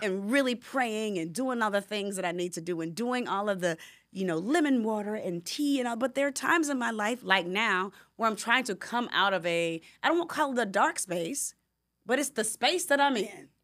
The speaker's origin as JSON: {"language": "English", "town": "Decatur", "region": "Georgia", "country": "United States", "tie": "born or raised there", "also_born_or_lived": "Atlanta", "said": "I'm a girl from Decatur, Georgia, from Southwest DeKalb High School"}